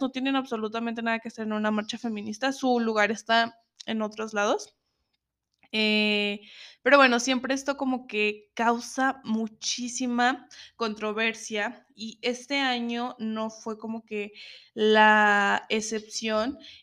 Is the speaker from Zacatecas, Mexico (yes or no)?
yes; Zacatecas, Mexico; Estuve un tiempo mm, fuera de Zacatecas, de donde soy.